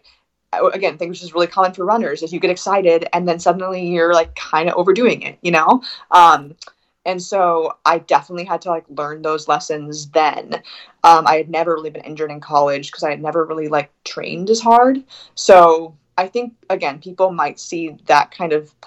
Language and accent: English; West Coast, United States; moved away as an adult; also born or lived in Bend, Oregon; I'm from the West Coast